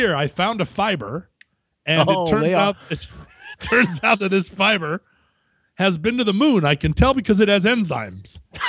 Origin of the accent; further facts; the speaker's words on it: Alaska, United States; also born or lived in Llantrisant, Wales (ancestry); I am from Alaska.